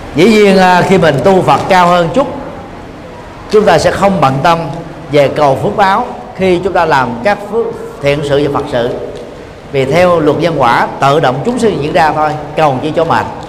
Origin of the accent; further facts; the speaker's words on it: Vietnam; mình là người Việt Nam